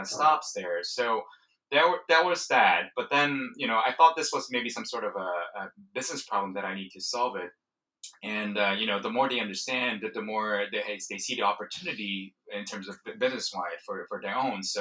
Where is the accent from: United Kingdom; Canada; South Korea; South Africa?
South Korea; moved away; I'm originally from Korea, South Korea, and I grew up when StarCraft was taking off in the 90s